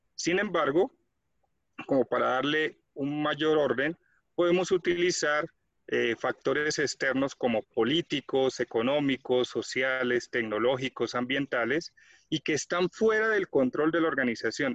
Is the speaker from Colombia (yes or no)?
yes; Colombia; soy de Colombia